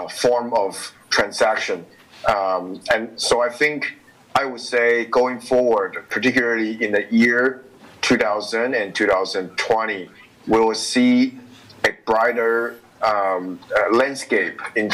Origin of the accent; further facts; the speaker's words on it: Taiwan; I am the former legislator and a member of parliament from Taiwan.